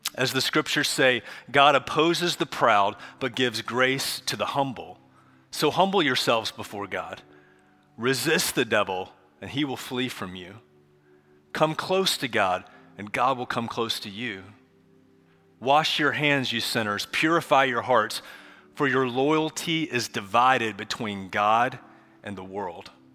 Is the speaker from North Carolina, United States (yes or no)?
yes; Charlotte, North Carolina, United States; I grew up here in Charlotte